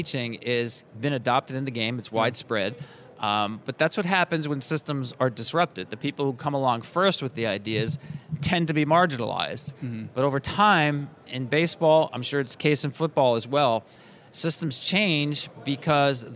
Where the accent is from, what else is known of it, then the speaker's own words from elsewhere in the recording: New Jersey, United States; I grew up in New Jersey